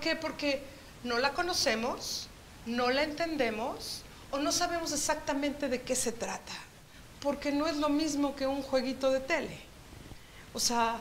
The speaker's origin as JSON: {"language": "Spanish", "region": "Chihuahua", "country": "Mexico", "tie": "born or raised there", "moved": "yes", "said": "gran parte de mi niñez me tocó vivir en Chihuahua"}